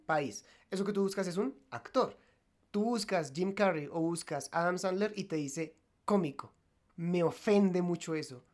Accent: Colombia; Nosotros somos colombianos

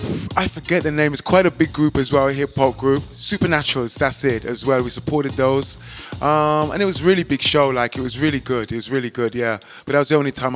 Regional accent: United Kingdom; I think that's the struggle that we face as like British artists

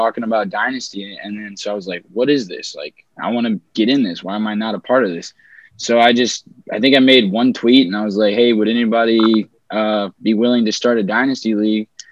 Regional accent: O'Fallon, Missouri, United States; From O'Fallon, Missouri, not too far from St. Louis.

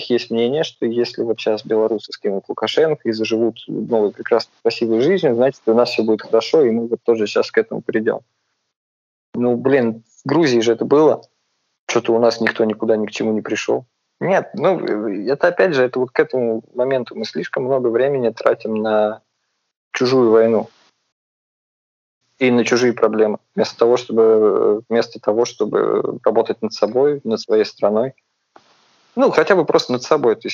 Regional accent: Volgograd, Volgograd Oblast, Russia; also born or lived in Moscow; если я сейчас парень из Волгограда, большую часть жизни проживший в Москве э, и где-то еще за границей

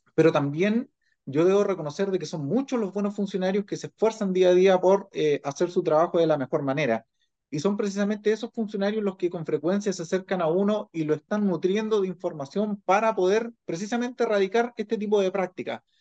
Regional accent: Chile; como sociedad chilena

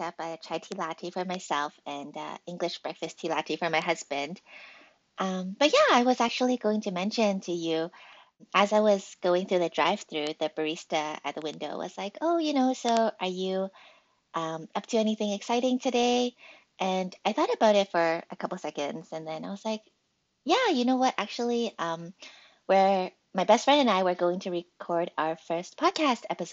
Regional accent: Vancouver, British Columbia, Canada; moved away as an adult; also born or lived in Australia; now in Seattle, United States; I was born in Australia and actually came to Canada when I was almost 3 years old. So I've spent pretty much my whole life in Canada.

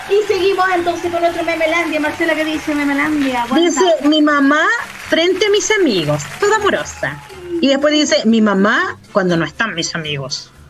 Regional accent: Venezuela; now in Iquique, Chile; Soy venezolana, pero estoy en Iquique.

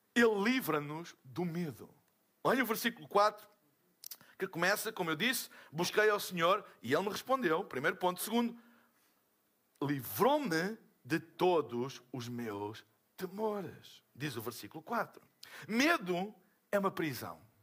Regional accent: Portugal; eu sou de Portugal.

